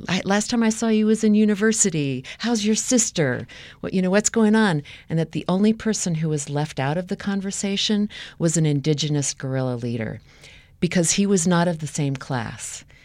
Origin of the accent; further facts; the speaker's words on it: United States; growing up in the United States